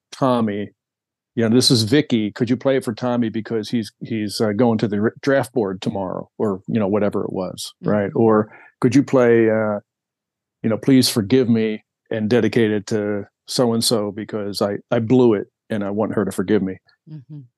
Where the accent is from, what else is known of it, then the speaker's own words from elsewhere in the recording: East Coast, United States; I'm from the East Coast